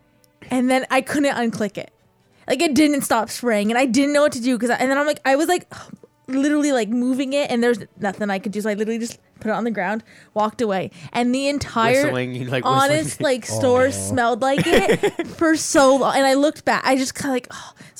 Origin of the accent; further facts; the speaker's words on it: Leamington, Ontario, Canada; I'm from Leamington